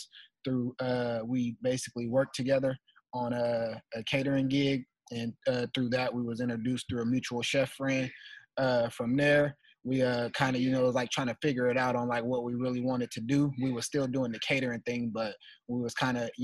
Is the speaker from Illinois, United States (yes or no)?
no; Portland, Oregon, United States; I'm from Northeast Portland, man, born and raised